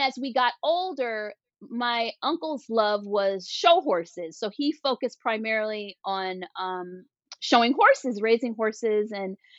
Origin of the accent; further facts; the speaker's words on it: Washington, District of Columbia, United States; I grew up in Washington, D.C.